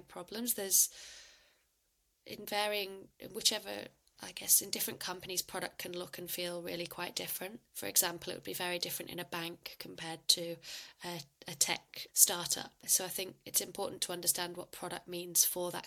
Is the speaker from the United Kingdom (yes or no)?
yes; United Kingdom; moved away; also born or lived in Australia; I'm not sure if you can tell by my accent, but I'm originally from the UK